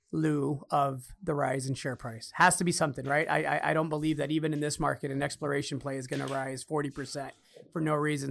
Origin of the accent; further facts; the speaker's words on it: Chicago, Illinois, United States; me growing up in Chicago